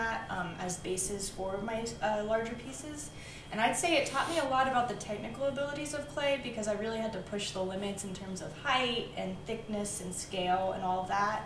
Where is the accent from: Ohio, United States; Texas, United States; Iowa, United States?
Ohio, United States; Cincinnati; I was born and raised in Cincinnati